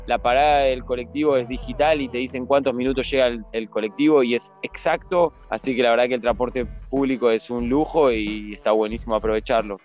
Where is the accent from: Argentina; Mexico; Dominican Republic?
Argentina; moved away as an adult; now in Israel; siendo argentino lo viví como argentino toda mi vida